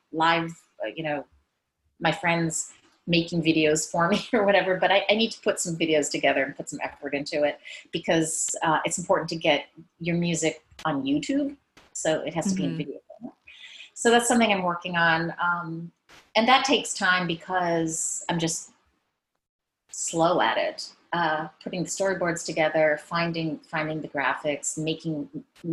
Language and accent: English; Maine, United States; also born or lived in San Francisco Bay Area; now in Paris, France; I'm from Maine. I grew up in Maine